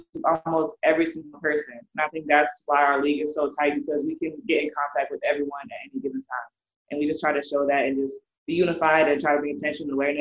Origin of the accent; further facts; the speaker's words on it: Iowa, United States; growing up in Iowa